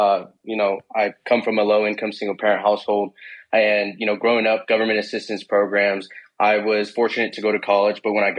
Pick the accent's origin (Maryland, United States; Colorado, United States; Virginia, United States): Colorado, United States; Denver; Born and raised in Denver, Colorado. Also currently where I reside today.